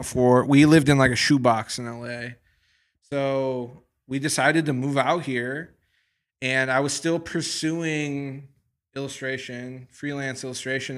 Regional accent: Midwest, United States; moved away as an adult; I'm from the Midwest.

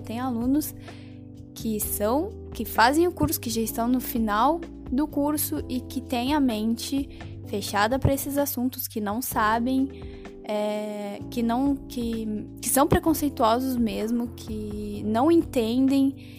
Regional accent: Curitiba, Paraná, Brazil; moved away; eu sou de Curitiba

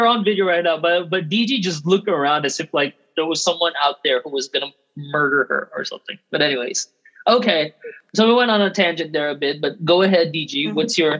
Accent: Thailand; We're Filipino, right? And then, but then for us, we grew up here in Thailand. We grew up in another country.

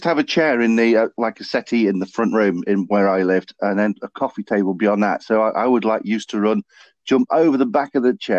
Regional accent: Derby, East Midlands, United Kingdom; I'm originally from Derby, so I'm not from Nottingham

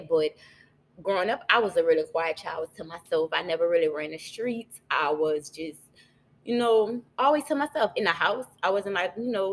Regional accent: Opelousas, Louisiana, United States; also born or lived in Norfolk, Virginia / Baton Rouge, Louisiana; I was raised in a town called Opelousas, Louisiana

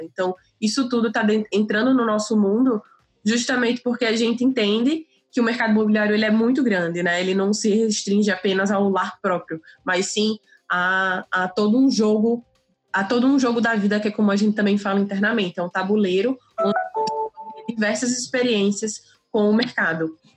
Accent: Natal, Rio Grande do Norte, Brazil; sou de Natal

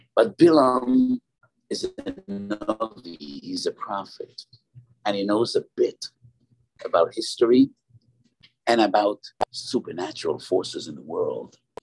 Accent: New York, United States; I was born in the East Side, and we were neighbors with the Moshe Feinstein

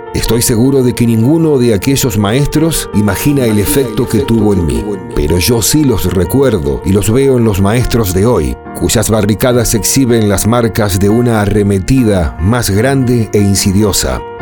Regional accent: Argentina; Mi país natal, Argentina

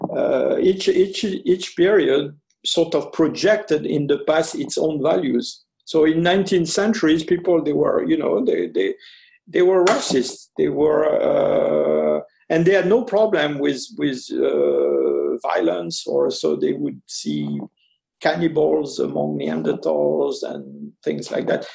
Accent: Ardennes, Grand Est, France; also born or lived in French Algeria; I lived uh, a rather long period with this uncle and aunt who were living uh, in Ardennes

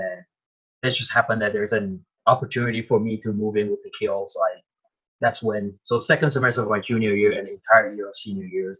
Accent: Tainan, Taiwan; moved away; I'm actually from Tainan, Taiwan, which is the southern part of Taiwan

